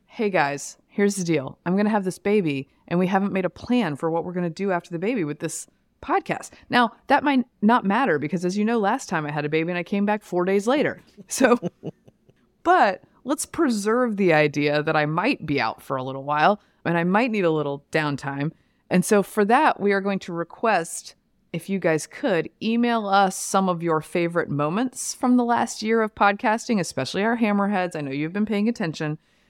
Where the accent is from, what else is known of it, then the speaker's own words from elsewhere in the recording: Durham, North Carolina, United States; moved away; Yeah, I grew up in North Carolina.